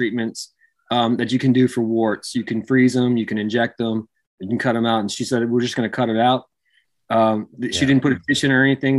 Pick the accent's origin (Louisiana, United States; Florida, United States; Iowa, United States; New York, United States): Louisiana, United States; Hammond; moved away; also born or lived in Texas / Baton Rouge / New Orleans; I'm originally from Hammond.